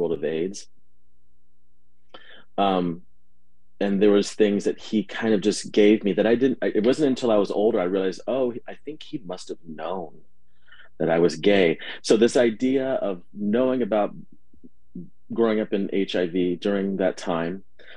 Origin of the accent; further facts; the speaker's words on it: Berkeley, California, United States; I was born in the East Bay of Berkeley and raised there for most of my life